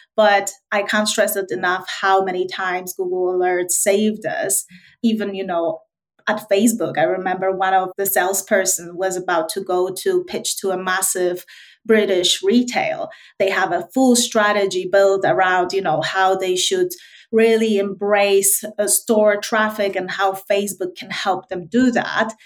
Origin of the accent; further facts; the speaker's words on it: Wrocław, Lower Silesian Voivodeship, Poland; moved away as an adult; also born or lived in London; I grew up in Wrocław, which is southwest of okay. uh, Poland